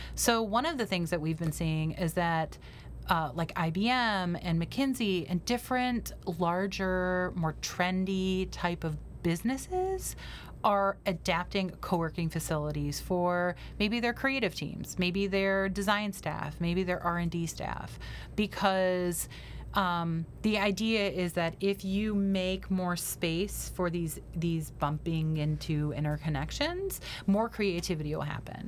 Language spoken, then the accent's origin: English; Detroit, Michigan, United States; now in Cleveland, United States; I'm originally from the Detroit area